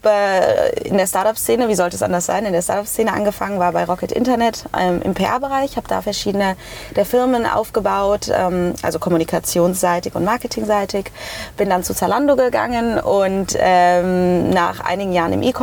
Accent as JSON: {"language": "German", "town": "Hanau", "region": "Hesse", "country": "Germany", "said": "also ich immer, ich komme aus Frankfurt. Also eigentlich komme ich nicht direkt aus Frankfurt, äh, ich komme"}